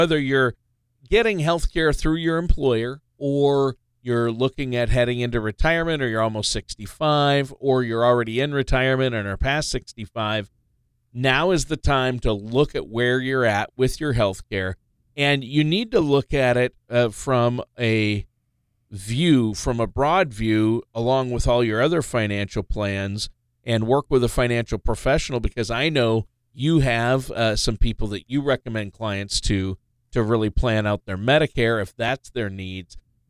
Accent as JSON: {"language": "English", "region": "Minnesota", "country": "United States", "said": "we're both originally from Minnesota"}